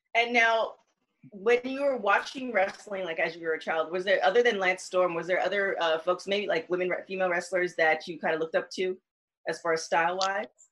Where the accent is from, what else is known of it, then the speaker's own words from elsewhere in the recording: Toronto, Ontario, Canada; I'm from Toronto